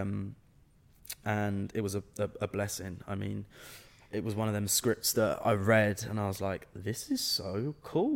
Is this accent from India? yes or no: no; England, United Kingdom; I was the only English man, or only English person on the set playing Scottish